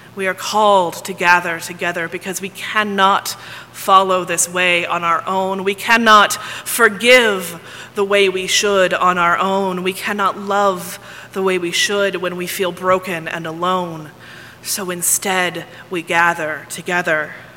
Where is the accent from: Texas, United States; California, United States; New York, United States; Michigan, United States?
Texas, United States; also born or lived in Ohio; I grew up here in Texas, I have found that I say y'all all the time.